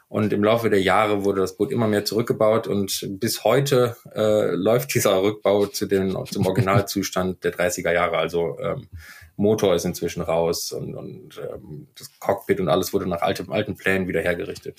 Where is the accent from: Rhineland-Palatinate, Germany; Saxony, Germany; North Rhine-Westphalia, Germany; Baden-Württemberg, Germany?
North Rhine-Westphalia, Germany; Düsseldorf; moved away as an adult; also born or lived in Rostock; ich bin gebürtiger Düsseldorfer und mich hat es 2005 an die Küste nach Rostock verschlagen